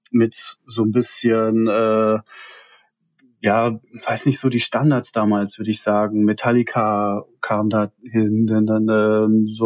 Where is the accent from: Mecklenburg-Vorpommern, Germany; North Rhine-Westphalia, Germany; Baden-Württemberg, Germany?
North Rhine-Westphalia, Germany; Hattingen; Ähm, aufgewachsen, gebürtig komme ich aus dem Ruhrgebiet.